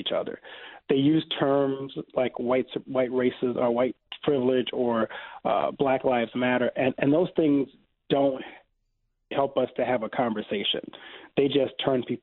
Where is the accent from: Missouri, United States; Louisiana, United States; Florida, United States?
Louisiana, United States; I grew up Southern Baptist in Louisiana